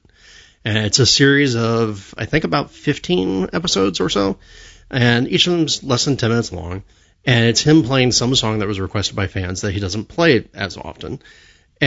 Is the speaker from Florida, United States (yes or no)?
yes; Florida, United States; I grew up in Florida in the 70s and the 80s